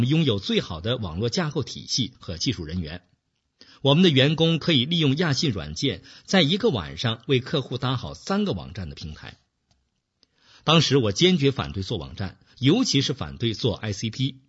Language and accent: Chinese; China; moved away as an adult; 我们这一代人是成长在中国计划经济体制下的一代，没有市场经济的概念，赚钱是一件不光荣的事情。我是在去美国留学以后，才开始逐渐明白市场的概念